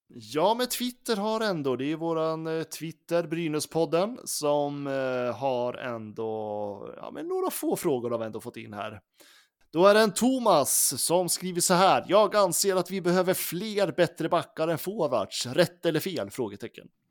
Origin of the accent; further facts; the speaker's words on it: Gävle, Gävleborg County, Sweden; jag som är från Gävle